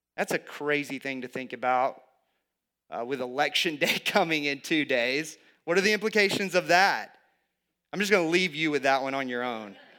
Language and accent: English; the South, United States; I grew up in the South